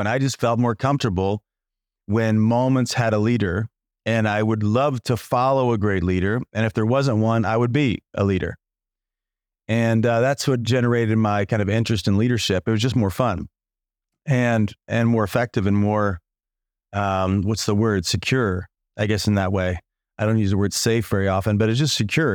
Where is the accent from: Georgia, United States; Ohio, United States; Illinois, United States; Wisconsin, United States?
Illinois, United States; moved away as an adult; also born or lived in Chicago / Los Angeles; I was from the no, middle of nowhere in Illinois. Small town, eight thousand people in my hometown